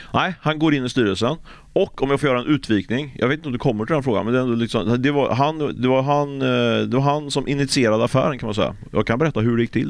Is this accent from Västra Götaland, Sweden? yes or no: yes; Ljungskile, Västra Götaland, Sweden; jag kommer från Ljungskile också